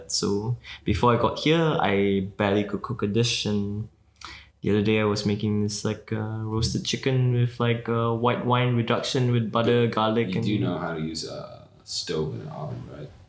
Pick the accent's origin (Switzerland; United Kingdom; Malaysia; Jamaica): Malaysia; Malaysian Chinese. Okay. Yep. My family was brought over by uh, by the British from China to work in the tin mines.